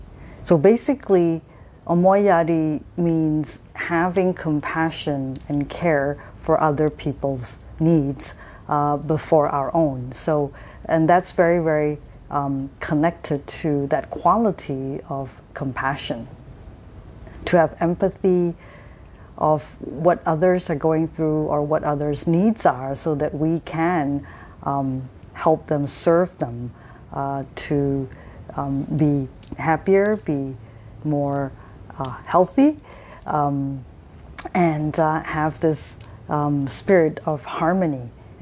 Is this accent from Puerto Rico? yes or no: no; Japan; those of you who know me would remember that I have spent my first my adolescent years in Japan. So I pretty much grew up in Japan as a young adult.